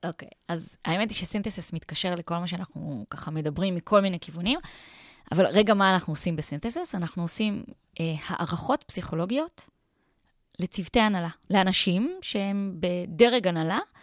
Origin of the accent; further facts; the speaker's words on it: Tel Aviv, Tel Aviv District, Israel; אני בן אדם חילוני לגמרי, אני תל אביבית